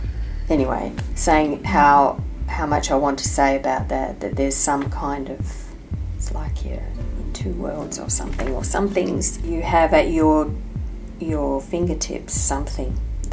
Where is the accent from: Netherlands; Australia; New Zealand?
Australia; it's probably more about growing up in Australia than anything else